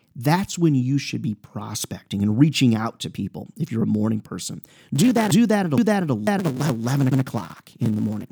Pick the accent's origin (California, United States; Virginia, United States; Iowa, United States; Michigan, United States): Iowa, United States; Clinton; I'm an Iowa guy. I was born in Iowa, Clinton, Iowa.